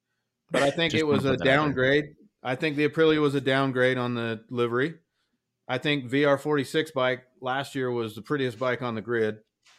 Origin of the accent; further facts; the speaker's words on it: United States; I'm an American, man.